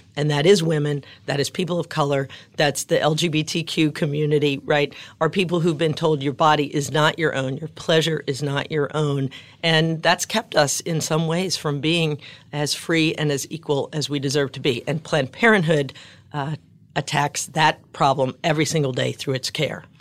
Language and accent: English; New Orleans, Louisiana, United States; growing up in New Orleans